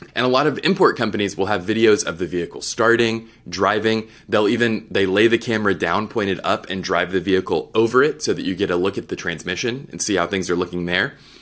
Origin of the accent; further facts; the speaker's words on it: Texas, United States; I'm from Texas